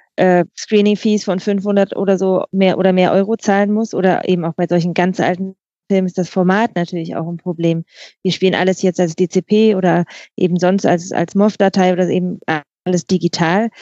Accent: Bremen, Germany; ich komme aus Bremen

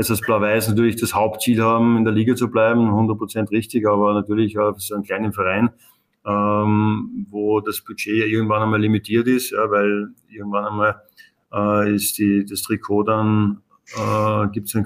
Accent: Upper Austria, Austria; moved away; also born or lived in Vienna; wenn du als Oberösterreicher nach Wien kommst

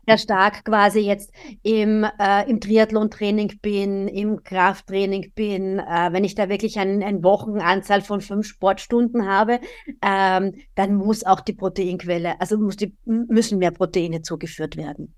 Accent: Austria; bei uns in Österreich

